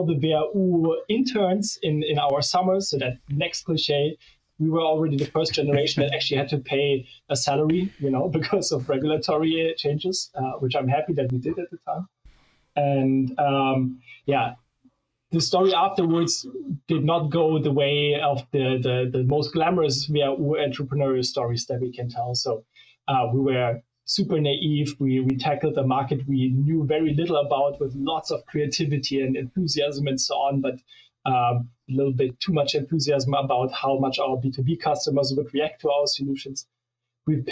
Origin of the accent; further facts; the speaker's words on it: Munich, Bavaria, Germany; Munich where I grew up